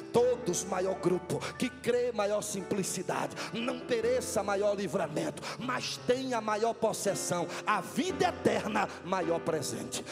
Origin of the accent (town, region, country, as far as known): Northeast Region, Brazil; moved away